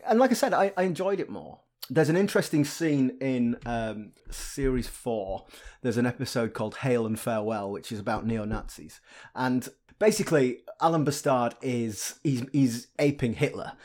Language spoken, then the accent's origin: English; Yorkshire and the Humber, United Kingdom; I grew up in Yorkshire